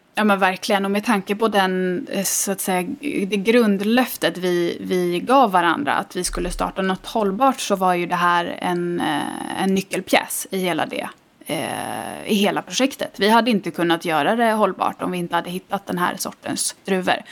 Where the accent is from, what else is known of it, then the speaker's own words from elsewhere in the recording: Stockholm, Stockholm County, Sweden; moved away as an adult; also born or lived in Italy; now in Gotland, Sweden; jag är eh, ursprungligen från Stockholm.